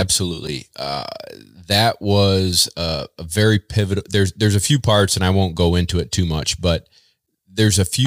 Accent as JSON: {"language": "English", "town": "Baldwinsville", "region": "New York", "country": "United States", "tie": "born or raised there", "said": "I'm from Central New York. Uh, grew up in a town called Baldwinsville"}